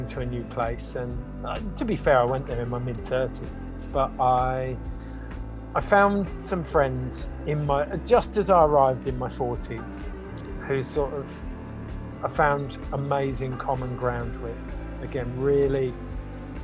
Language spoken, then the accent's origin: English; Forest of Dean, South West England, United Kingdom; moved away as an adult; now in New Zealand; I grew up in the Forest of Dean, in the 90s